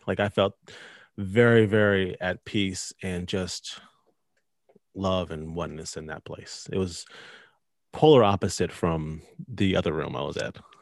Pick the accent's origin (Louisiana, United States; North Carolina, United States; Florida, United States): North Carolina, United States; I'm from North Carolina, uh, lived here my whole life